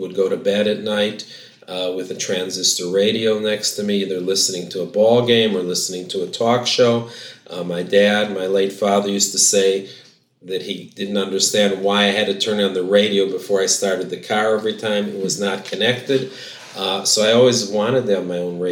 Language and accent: English; Chicago, Illinois, United States; now in Jerusalem, Israel; I grew up in Chicago, and I'm very sort of proud that I grew up on the south side of Chicago